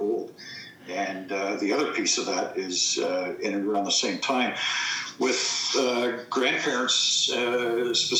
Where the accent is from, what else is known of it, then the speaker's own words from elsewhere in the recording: Toronto, Ontario, Canada; also born or lived in Mississauga / Oakville; now in Burlington, Canada; born and raised in Etobicoke.